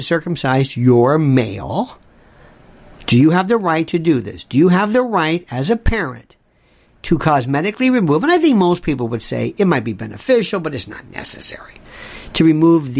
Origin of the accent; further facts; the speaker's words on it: Tampa, Florida, United States; growing up in Florida, in Tampa, we had a lot of Cubans